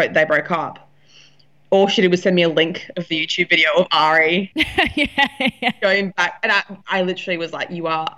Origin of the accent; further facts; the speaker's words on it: Brisbane, Queensland, Australia; I'm from Brisbane, and I went down to Sydney to stay with my friend